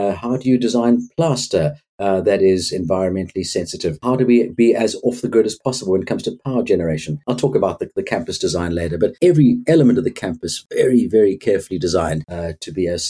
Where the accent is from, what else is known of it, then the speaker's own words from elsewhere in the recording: Cape Town, Western Cape, South Africa; born and raised in Cape Town, went to school here